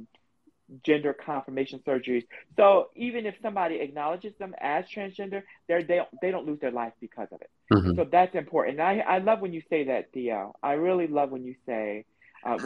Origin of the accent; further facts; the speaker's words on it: New Jersey, United States; I'm from Jersey, but I've lived in Jersey a long time